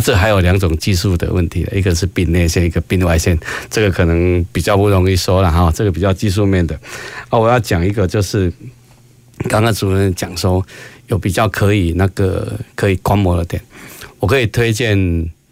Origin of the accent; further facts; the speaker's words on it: Taiwan; 我们台湾没有自产能源